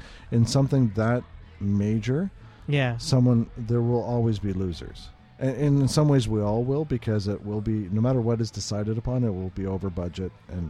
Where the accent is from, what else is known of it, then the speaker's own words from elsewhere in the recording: Oshawa, Ontario, Canada; now in Toronto, Canada; I'm originally from Oshawa.